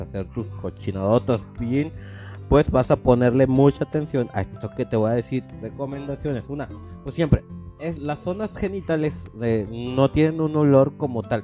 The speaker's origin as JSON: {"language": "Spanish", "country": "Mexico"}